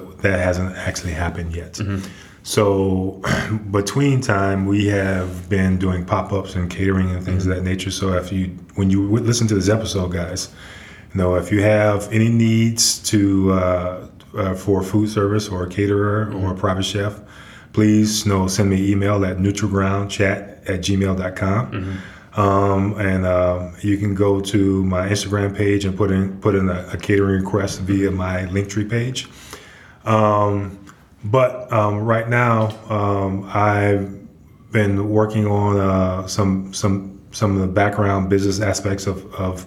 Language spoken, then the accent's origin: English; New Orleans, Louisiana, United States; moved away as an adult; now in Chattanooga, United States; Born and raised in New Orleans proper